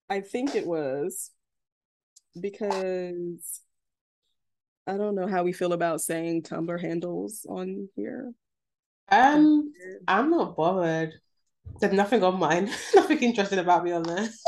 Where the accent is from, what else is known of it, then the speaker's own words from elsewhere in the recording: Florida, United States; People want to call me men, call me mean, but bitch, I'm from South Florida.